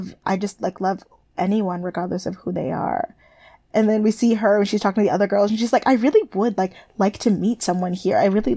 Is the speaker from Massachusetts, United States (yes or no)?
no; Alaska, United States; Because I grew up in Alaska.